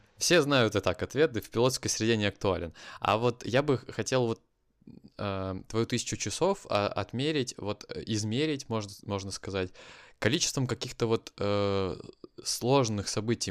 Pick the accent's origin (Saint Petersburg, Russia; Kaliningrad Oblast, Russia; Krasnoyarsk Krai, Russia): Kaliningrad Oblast, Russia; Kaliningrad; moved away; Это мой родной город